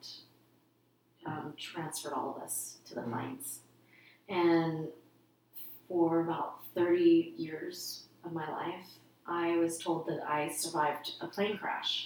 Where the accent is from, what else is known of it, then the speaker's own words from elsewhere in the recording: United States; also born or lived in Vietnam; I'm American now